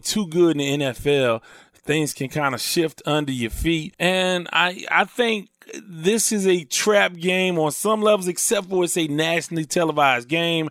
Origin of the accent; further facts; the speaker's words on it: Houston, Texas, United States; I grew up in Houston